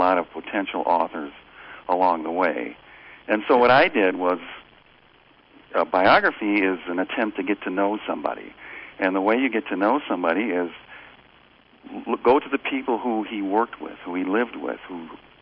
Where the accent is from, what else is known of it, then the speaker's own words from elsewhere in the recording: Ann Arbor, Michigan, United States; now in Colorado, United States; I'm originally from Michigan, in the Ann Arbor area, and right now I live in Colorado, about 30 miles southwest of Denver.